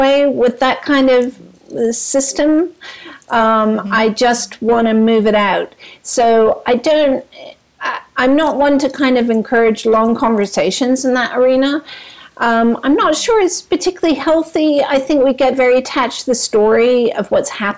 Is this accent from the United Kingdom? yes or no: yes; London, United Kingdom; I grew up in London